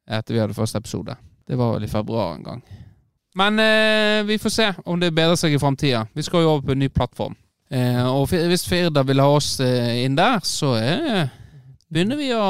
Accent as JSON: {"language": "Norwegian", "town": "Florø", "region": "Vestland", "country": "Norway", "tie": "born or raised there", "also_born_or_lived": "England", "moved": "yes", "said": "Nei, jeg er jo krokling, jeg, da. Jeg er født og oppvokst på Krokane."}